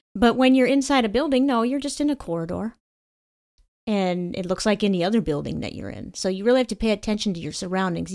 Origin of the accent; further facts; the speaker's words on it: Connecticut, United States; my home state